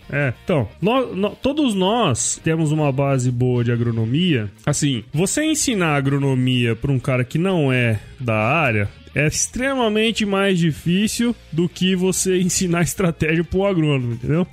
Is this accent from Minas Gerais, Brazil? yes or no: no; Cuiabá, Mato Grosso, Brazil; also born or lived in São Paulo; Eu, eu sou de Mato Grosso, eu sou daqui de Cuiabá e eu fui, eu fui para São Paulo